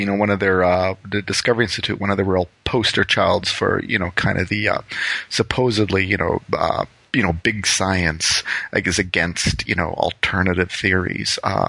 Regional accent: Windsor, Ontario, Canada; I'm originally from Windsor, Ontario, which is just, you know, right across the river from Detroit.

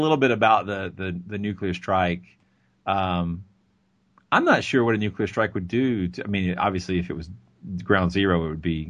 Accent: Georgia, United States; I'm from Georgia, and my hometown is a thriving metropolis by comparison.

